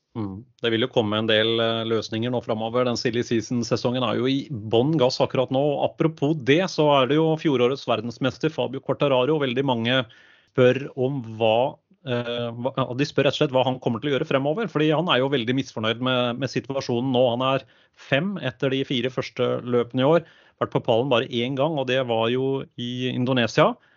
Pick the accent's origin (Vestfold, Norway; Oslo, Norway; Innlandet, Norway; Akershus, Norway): Akershus, Norway; Øvre Romerike; accent: thick l's; vi er fra Øvre Romerike, så det kan bli både tjukke l-er